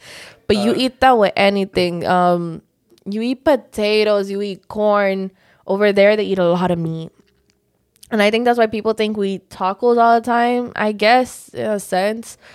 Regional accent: Miami, Florida, United States; also born or lived in Georgia, United States; I was raised in Miami, but I was born in Georgia

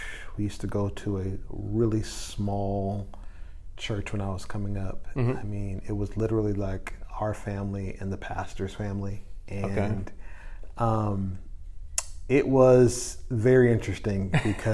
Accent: Portland, Oregon, United States; moved away as an adult; also born or lived in North Carolina; now in Jacksonville, United States; move back to my hometown, which is Portland, Oregon

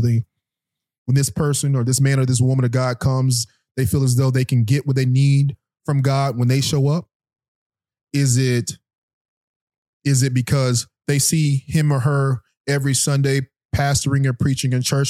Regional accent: Guilford, Florida, United States; I went to St. Elizabeth Worship Center growing up in Guilford, Florida.

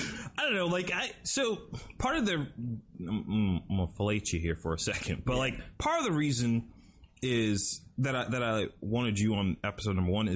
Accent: South Carolina, United States; now in Florida, United States; I'm coming from South Carolina, dude, where we actually got snow.

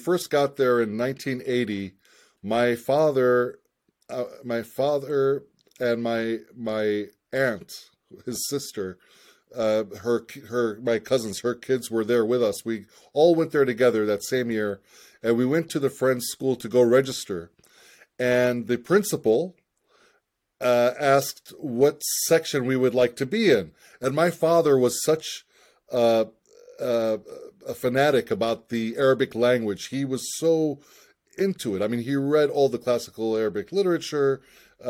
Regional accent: United States; also born or lived in Ramallah, Palestine; I was born and raised in the United States

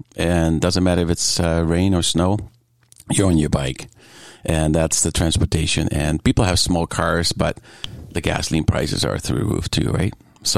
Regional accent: Netherlands; Yeah, actually, when it comes down to the culture, very much small communities, on your bike.

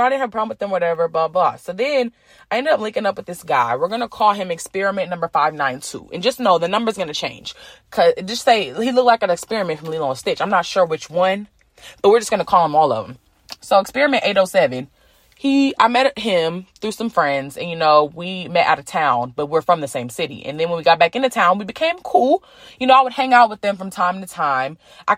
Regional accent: Alabama, United States; I'm from Alabama.

